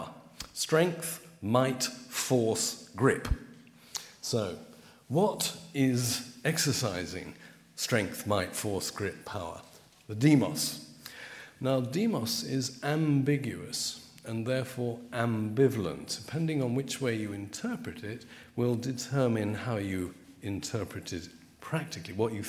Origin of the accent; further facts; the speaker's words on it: London, United Kingdom; I come from Putney